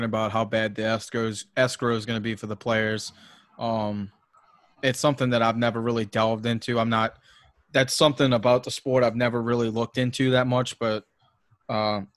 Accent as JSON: {"language": "English", "region": "Louisiana", "country": "United States", "tie": "born or raised there", "said": "I'm from the South, you know, Louisiana being like the worst, you know, school system in America. So I didn't have a great, you know, a great education being brought up."}